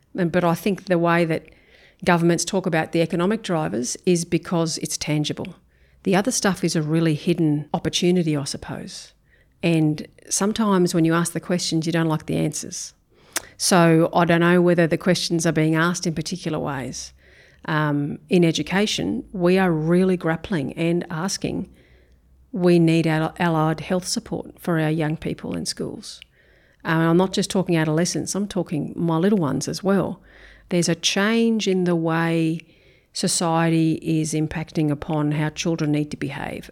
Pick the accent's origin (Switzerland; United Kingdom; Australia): Australia; Brisbane, Queensland; moved away as an adult; now in Townsville, Australia; I grew up in Brisbane, um, northern suburbs of Brisbane